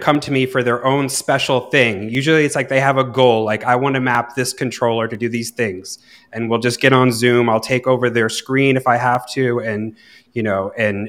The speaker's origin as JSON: {"language": "English", "region": "Vermont", "country": "United States", "tie": "born or raised there", "moved": "as an adult", "lives_now": "Ibiza, Spain", "said": "it was in Vermont. So it was my going away party with my hometown crew"}